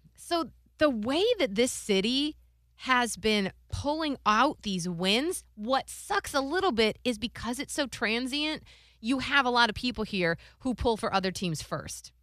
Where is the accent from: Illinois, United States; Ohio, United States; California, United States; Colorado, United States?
Ohio, United States; Cleveland; I'm from Cleveland, Ohio